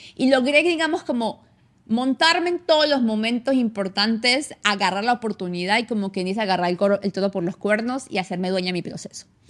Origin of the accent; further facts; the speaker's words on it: San Cristóbal, Táchira, Venezuela; accent: gocha; moved away as an adult; now in Canada; Yo nací en Venezuela, vi toda mi vida en Venezuela hasta hace 10 años que me vine a Canadá. Eh, yo nací en San Cristóbal, yo soy gocha